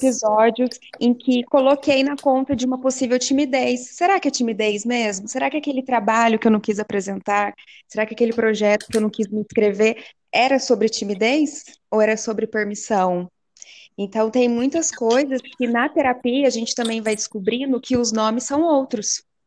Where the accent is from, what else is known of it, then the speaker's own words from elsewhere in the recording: Cachoeira Paulista, São Paulo, Brazil; sou de Cachoeira Paulista, interior de São Paulo